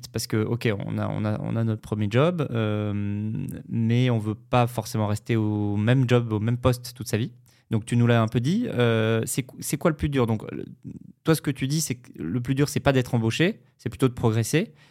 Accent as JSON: {"language": "French", "town": "Paris", "region": "Île-de-France", "country": "France", "said": "je suis de Paris."}